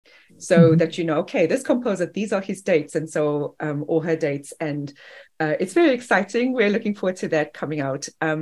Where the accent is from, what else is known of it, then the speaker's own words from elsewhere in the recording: Durban, KwaZulu-Natal, South Africa; moved away as an adult; now in Greenville, United States; I'm originally from Durban, South Africa, which is 29 degrees south of the equator and on the Indian Ocean.